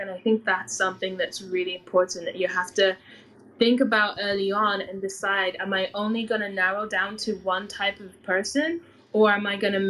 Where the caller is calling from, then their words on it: London, United Kingdom; I'm in London.